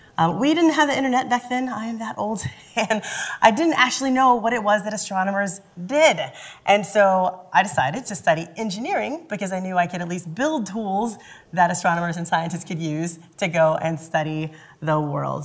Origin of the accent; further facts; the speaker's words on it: Louisville, Kentucky, United States; I grew up in Louisville, Kentucky.